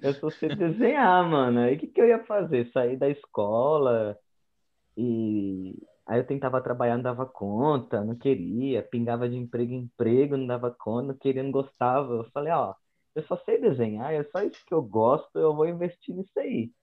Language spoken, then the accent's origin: Portuguese; São Paulo, Brazil; moved away as an adult; also born or lived in Uberlândia; eu sou aqui de São Paulo mesmo. Eu sou da Zona Norte. Nascido, crescido, criado.